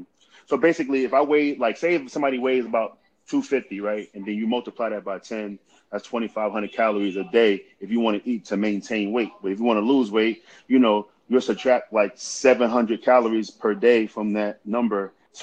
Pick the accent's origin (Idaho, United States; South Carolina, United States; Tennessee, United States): Idaho, United States; because I came from Southern Idaho, so, the program that we had in Southern Idaho, when we was working out, we was getting after it